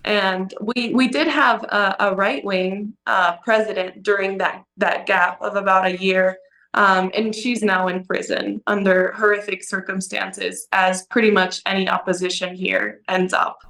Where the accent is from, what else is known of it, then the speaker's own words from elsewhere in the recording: Cochabamba, Bolivia; My hometown. I was born here. I grew up here.